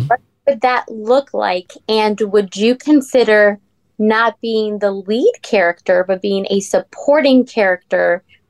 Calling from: Kissimmee, Florida, United States; Kissimmee, Florida.

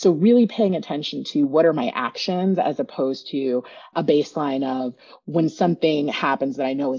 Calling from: Oakland, California, United States; I am zooming in from Ohlone territory in the East Bay, Oakland, Berkeley area

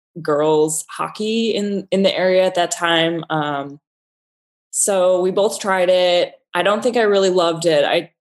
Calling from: Buffalo, New York, United States; Actually, I'm joining you from Buffalo, New York, working for my New York City architecture firm.

